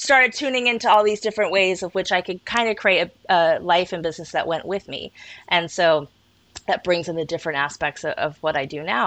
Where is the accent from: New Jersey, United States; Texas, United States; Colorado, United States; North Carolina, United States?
Colorado, United States; also born or lived in Kent, England / Shetland Islands; I was born in Kent, England, moved to Colorado when I was 5 to parents from the Shetland Islands